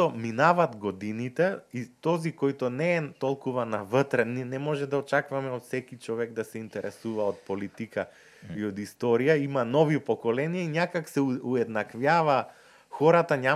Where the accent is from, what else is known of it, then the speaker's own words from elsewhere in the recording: North Macedonia; ние којто сме од Скопје, Куманово, Крива Паланка